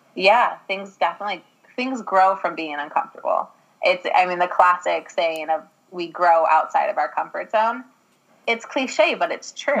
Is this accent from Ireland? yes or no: yes; Ireland; I'm an Irish girl